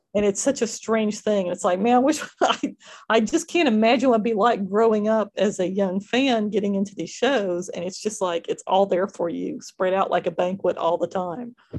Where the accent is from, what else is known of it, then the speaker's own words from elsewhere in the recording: Fort Worth, Texas, United States; I grew up in Fort Worth